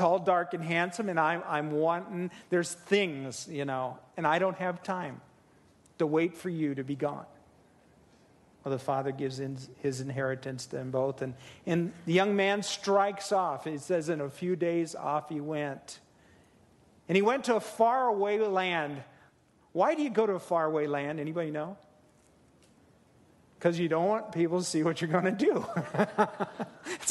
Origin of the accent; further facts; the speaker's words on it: Midwest, United States; I'm from the Midwest